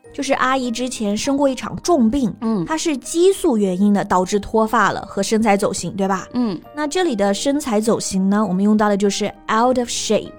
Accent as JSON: {"language": "Chinese", "region": "Hunan", "country": "China", "said": "我们湖南人也有stereotype"}